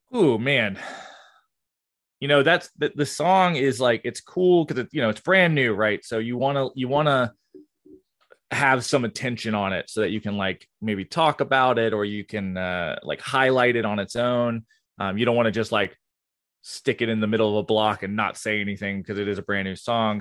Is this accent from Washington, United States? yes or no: no; Gainesville, Florida, United States; I'm from Gainesville, Florida